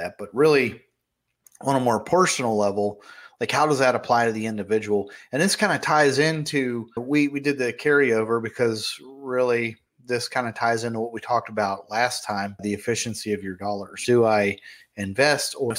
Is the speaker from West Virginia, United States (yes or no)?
yes; Fairmont, West Virginia, United States; my hometown, Fairmont, West Virginia